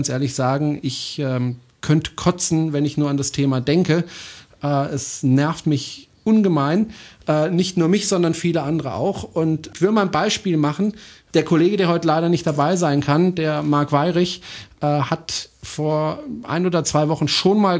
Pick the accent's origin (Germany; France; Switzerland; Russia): France; German is a second language; Das ist ein deutscher Satz. Ich bin Franzose, ich darf das.